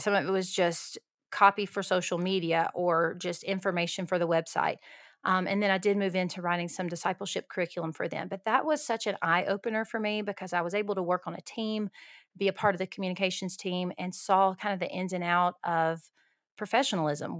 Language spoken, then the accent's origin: English; Alabama, United States; moved away as an adult; also born or lived in Costa Rica; now in El Paso, United States; I am from Alabama, g, uh, born and raised in Alabama, lived in the South my whole life until now